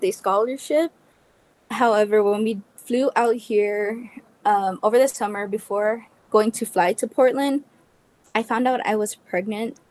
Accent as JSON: {"language": "English", "country": "Guam", "tie": "born or raised there", "first_language": "English", "moved": "as an adult", "lives_now": "Las Vegas, United States", "said": "I am from the island of Guam"}